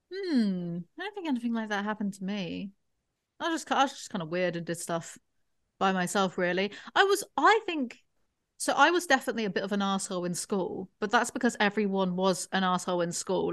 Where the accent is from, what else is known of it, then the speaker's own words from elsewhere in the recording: England, United Kingdom; I am English